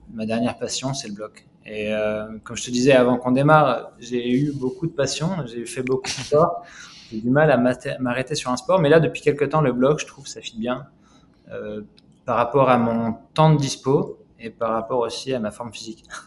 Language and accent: French; Lyon, Auvergne-Rhône-Alpes, France; moved away as an adult; now in Canada; moi, moi, je suis lyonnais d'origine